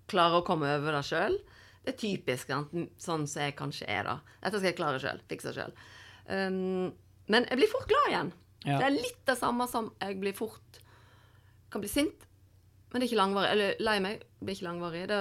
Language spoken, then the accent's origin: Norwegian; Voss, Vestland, Norway; now in Oslo, Norway; men det er jo sånn hver gang jeg hadde vært hjemme på Voss og kom tilbake til Oslo igjen, jeg bodde her.